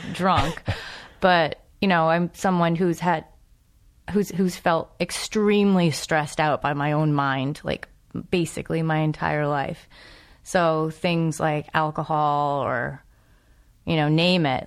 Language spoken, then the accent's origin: English; New England, United States; I'm from New England